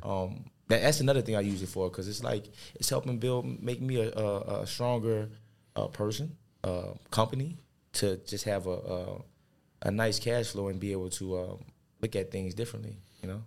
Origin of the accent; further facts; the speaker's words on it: New Orleans, Louisiana, United States; being raised in New Orleans